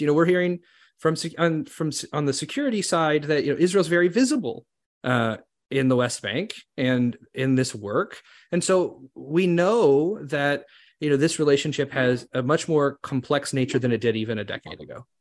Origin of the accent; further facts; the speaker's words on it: Canada; us as Canadian Jews